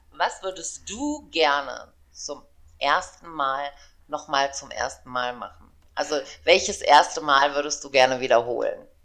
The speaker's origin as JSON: {"language": "German", "town": "Aachen", "region": "North Rhine-Westphalia", "country": "Germany", "also_born_or_lived": "East Germany", "said": "ich komme aus Aachen, ich habe drei Kinder"}